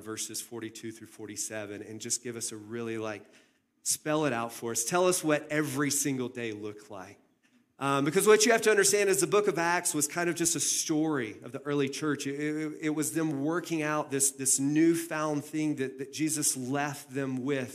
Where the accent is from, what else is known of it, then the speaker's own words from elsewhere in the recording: the South, United States; moved away as an adult; also born or lived in Phoenix, Arizona; I grew up in the South, and in the South, we had chain link fences